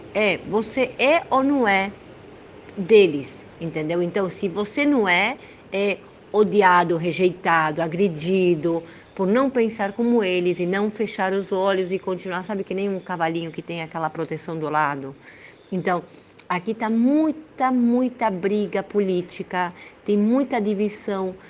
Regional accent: Argentina; eu sou argentina, filha de brasileira e meu pai libanês com descendência armênia. Eu sou primeira geração aqui na Argentina

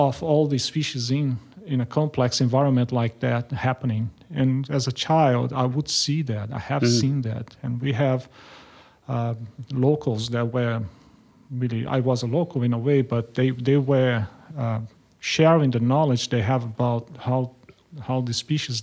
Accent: Brazil; moved away as an adult; also born or lived in Germany / United States / France; now in Australia; I grew up in Brazil and I studied there.

